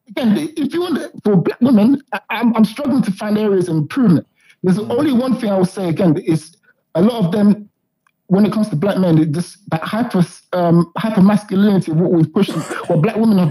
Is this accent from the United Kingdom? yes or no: yes; Croydon, London, United Kingdom; I'm from Croydon